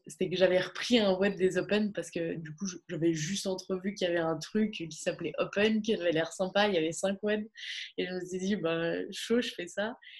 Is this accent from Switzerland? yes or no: yes; Bulle, Fribourg, Switzerland; moved away as an adult; now in Gland, Switzerland; toute mon enfance, euh, tout, tout le, toute mon enfance à Bulle